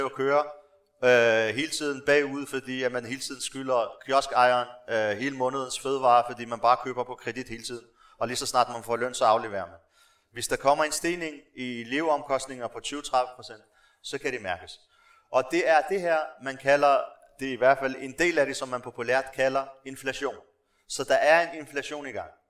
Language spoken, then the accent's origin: Danish; Morocco; now in Denmark; jeg stammer fra Marokko, så har jeg også kontakt med folk dernede, øh, familie og venner